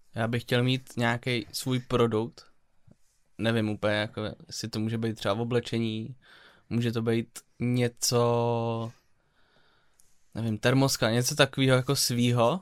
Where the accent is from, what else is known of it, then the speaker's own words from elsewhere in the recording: Czechia; já jsem prostě kousek od Německa, tam jsem vyrůstal